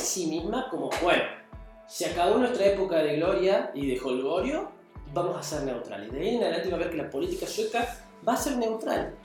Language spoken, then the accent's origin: Spanish; Argentina